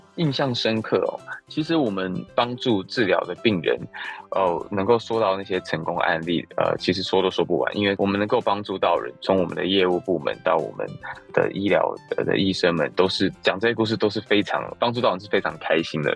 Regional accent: United States; moved away as an adult; also born or lived in California; now in Taiwan; 其实我是从小在，呃，美国读书嘛，那我大学毕业其实就是在加州开始创业

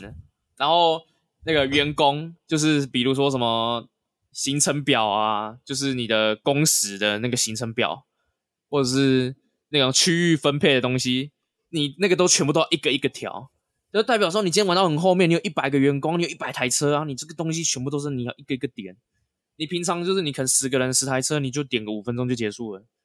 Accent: Taiwan; 我们是台湾人嘛

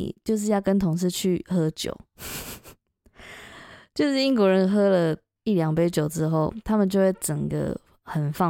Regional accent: Taiwan; moved away as an adult; now in United Kingdom; 因为像我们台湾人也是

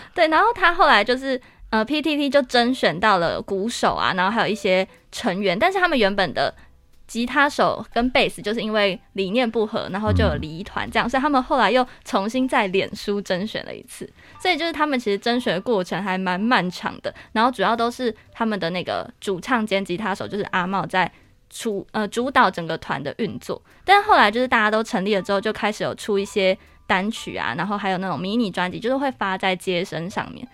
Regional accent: northern Taiwan, Taiwan; 我是北部人

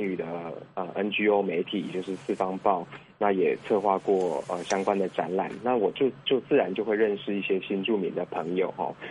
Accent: Fengyuan, Taichung, Taiwan; 那我是在台中丰原长大的。

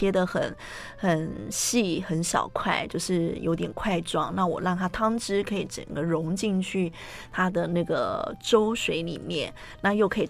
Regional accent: Taiwan; 我们台湾人就是因为可能常常会觉得说，哎，吃糯米会很容易胀气，然后胃发炎。

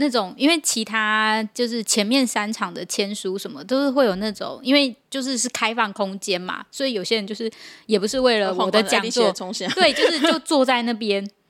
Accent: Tainan, Taiwan; 所以我哎，我也是台南人啊，有台南朋友来参加

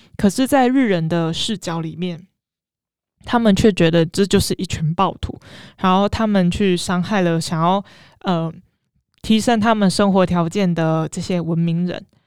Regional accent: Tainan, Taiwan; 我们作为台南人

